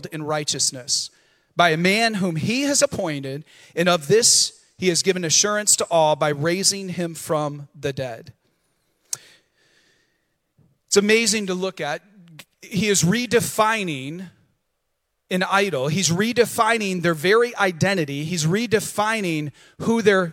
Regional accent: the Thumb of Michigan, United States; also born or lived in Battle Creek, Michigan; now in Vero Beach, United States; I was born in Battle Creek, Michigan, the cereal city. Okay? 2 years of my life were there. The rest was in the thumb of Michigan.

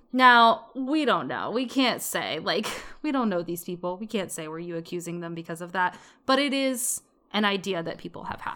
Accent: United States; growing up in America

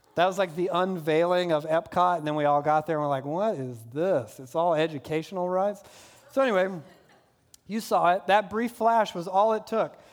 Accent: the South, United States; I'm from the South, so we had Disney World

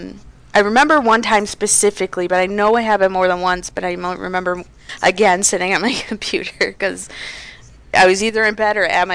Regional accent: Detroit, Michigan, United States; I grew up in the Detroit area

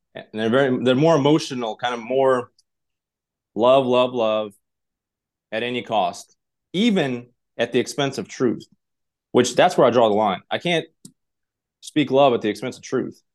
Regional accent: Tashkent, Uzbekistan; English is a second language; also born or lived in Russia; now in United States; I'm originally from Tashkent, Uzbekistan. Grew up there, uh, lived in Russia for part of time in a small little village in Kinyel.

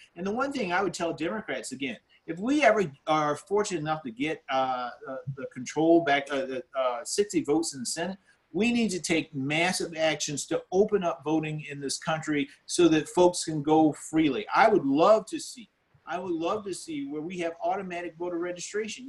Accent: Orangeburg, South Carolina, United States; I grew up here in South Carolina in, in, a town called Orangeburg

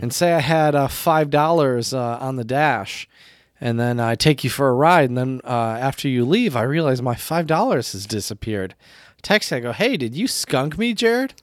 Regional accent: United States; also born or lived in China; as an American, as a, a language teacher

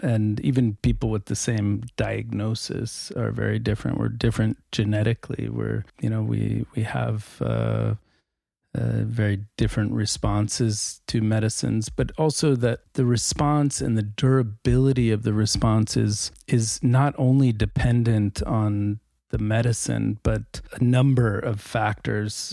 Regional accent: United States; now in Norway; I'm an American emergency physician

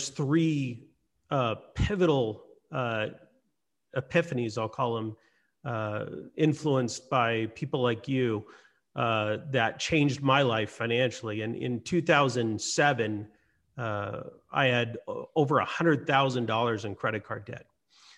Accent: Hawaii, United States; moved away; also born or lived in Lahaina, Hawaii; I grew up in Hawaii most of my life.

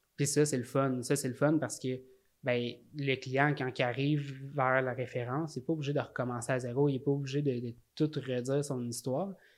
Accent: Salaberry-de-Valleyfield, Quebec, Canada; je viens de Valleyfield

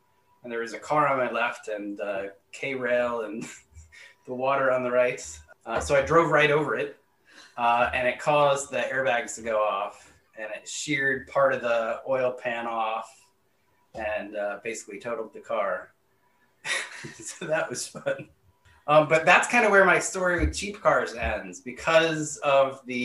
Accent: New Hampshire, United States; now in Maryland, United States; I grew up in New England, in New Hampshire

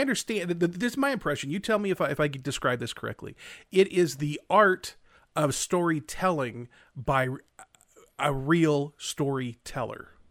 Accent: Central Valley, California, United States; now in Utah, United States; spent many of our formative years growing up in California, mm-hmm. especially in the Central Valley there

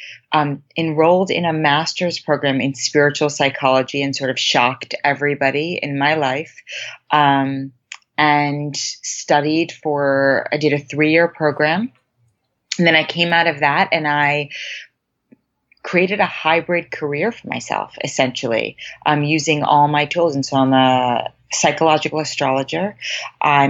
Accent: New York City, New York, United States; moved away as an adult; now in Los Angeles, United States; I was born and raised in Manhattan in a very academic and achievement-oriented household and environment.

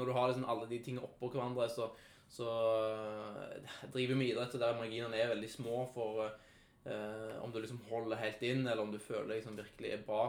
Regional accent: Sandnes, Rogaland, Norway; Jeg kommer fra Lura.

